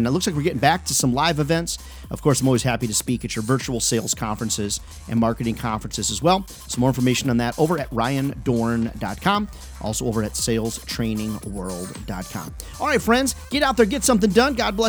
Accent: Chicago, Illinois, United States; now in Southern United States; I moved from Chicago down south 20 years ago. So maybe it's the growing Southern gentleman in me or something.

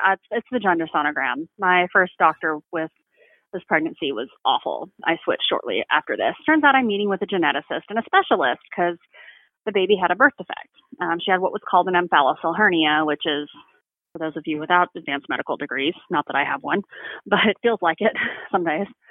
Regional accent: Texas, United States; I am from Texas

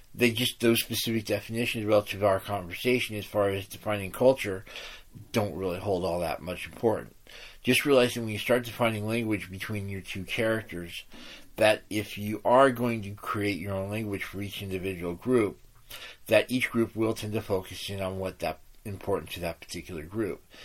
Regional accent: United States; I'm an American

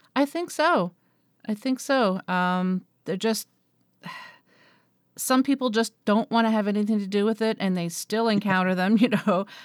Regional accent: Moncton, New Brunswick, Canada; moved away; back in my hometown in New Brunswick on the east coast of Canada, um, in Moncton

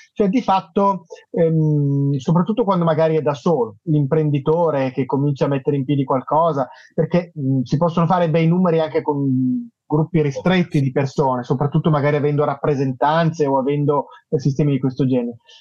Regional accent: Milan, Lombardy, Italy; lo dico da milanese

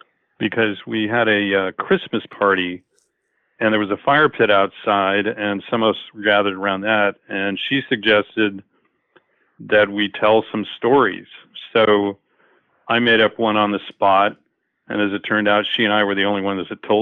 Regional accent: Los Angeles, California, United States; now in Morro Bay, United States; I grew up in the San Fernando Valley of Los Angeles

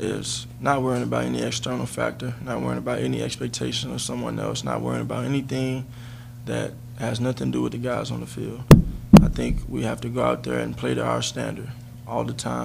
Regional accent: Texas, United States; moved away; I grew up in Texas

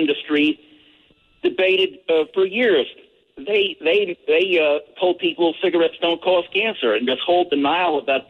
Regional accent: Austin, Texas, United States; Austin, right in my hometown.

